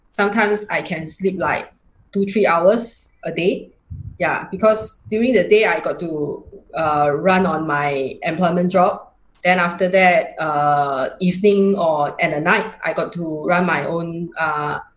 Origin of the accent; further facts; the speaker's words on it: Singapore; i'm from singapore uh, i am uh, 45 years old this year